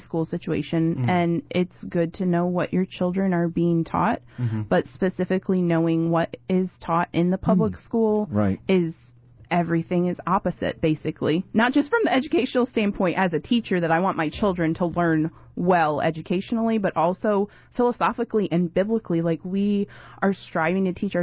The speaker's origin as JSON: {"language": "English", "region": "Illinois", "country": "United States", "tie": "born or raised there", "also_born_or_lived": "North Carolina", "moved": "as an adult", "lives_now": "New York City, United States", "said": "I grew up in Illinois in the middle of cornfields"}